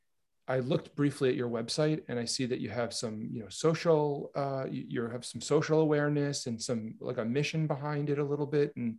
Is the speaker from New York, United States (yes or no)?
yes; New York, United States; I'm from New York.